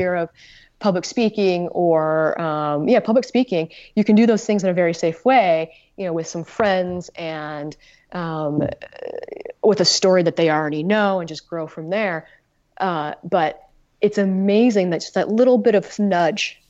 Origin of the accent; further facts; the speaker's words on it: Utah, United States; moved away as an adult; now in Maine, United States; I'm originally from Utah. I grew up in Utah and I went to college in Utah